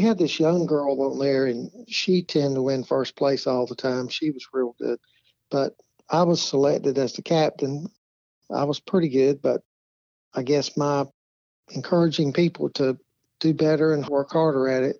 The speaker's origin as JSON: {"language": "English", "town": "Greenville", "region": "North Carolina", "country": "United States", "tie": "born or raised there", "also_born_or_lived": "Los Angeles", "said": "I was born in Greenville, North Carolina. That's Pitt County. And went to high school there, community college, and then transferred over to East Carolina University. Basically lived there about 21 years and then moved on a little bit."}